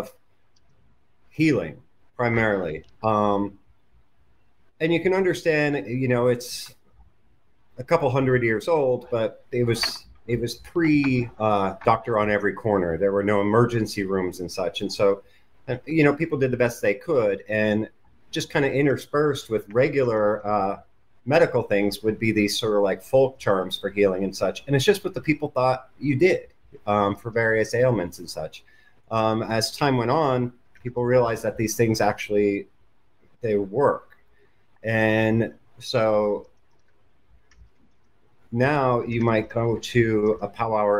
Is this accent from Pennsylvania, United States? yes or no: yes; Pennsylvania German culture, United States; it was from the culture that I came from. I had heard of powwow growing up, but never really thought much of it. There were a couple local powwowers where I lived